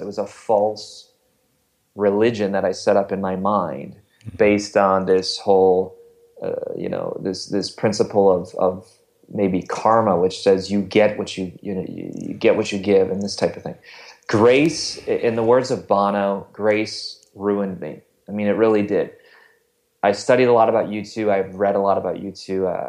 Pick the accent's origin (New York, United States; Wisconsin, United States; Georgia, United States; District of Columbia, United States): Wisconsin, United States; now in Ohio, United States; I am not from Ohio, I'm from Wisconsin